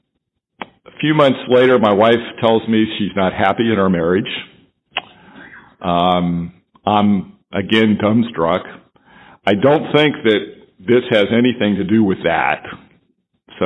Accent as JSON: {"language": "English", "town": "Dayton", "region": "Ohio", "country": "United States", "tie": "born or raised there", "also_born_or_lived": "Rochester, New York", "moved": "as an adult", "said": "my hometown, Dayton, Ohio"}